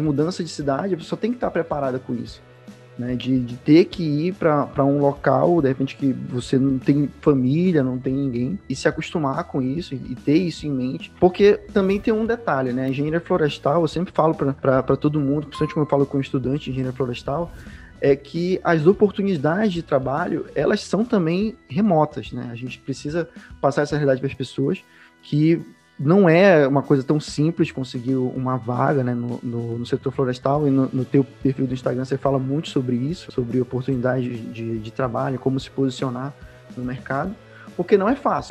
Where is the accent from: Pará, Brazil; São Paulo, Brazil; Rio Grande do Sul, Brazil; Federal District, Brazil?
Pará, Brazil; Belém; Eu sou de Belém, também desde cedo sempre tive contato né, com, com a Amazônia